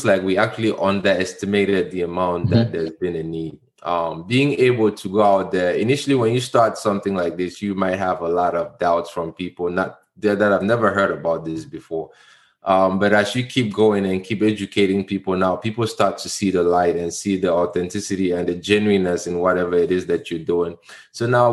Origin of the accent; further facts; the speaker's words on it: Cameroon; moved away; I'm from Cameroon.